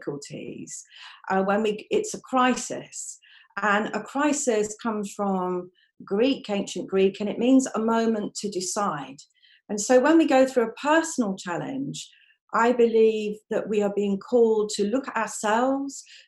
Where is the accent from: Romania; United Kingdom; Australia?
United Kingdom; London; moved away as an adult; now in Aberdeen, United Kingdom; I live in Aberdeen. Although I was born in London, I moved up here when I was 18